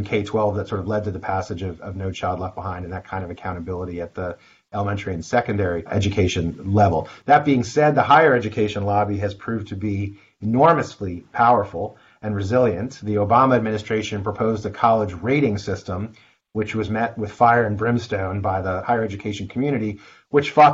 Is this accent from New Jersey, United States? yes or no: yes; New Jersey, United States; my home state of New Jersey